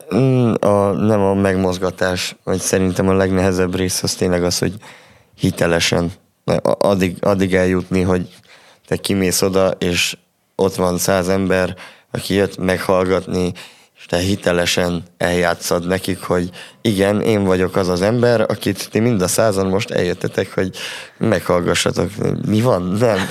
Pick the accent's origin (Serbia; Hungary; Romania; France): Romania; Transylvania; erdélyiek vagyunk